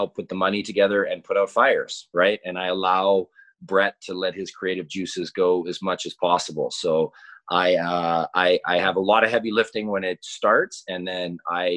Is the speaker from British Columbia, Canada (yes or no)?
yes; Kelowna, British Columbia, Canada; When I grew up in Kelowna